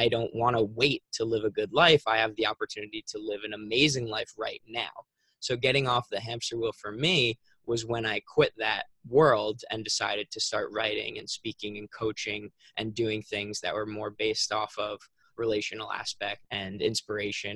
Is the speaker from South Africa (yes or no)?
no; Long Island, New York, United States; I'm from Long Island, New York, so not New York City, it's like an hour away